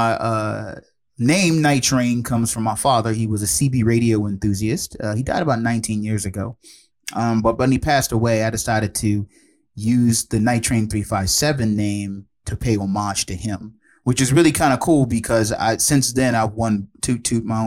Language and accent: English; Prince George's County, Maryland, United States; But yeah, and I just lived here my whole life. You know, I am originally from Prince George's County.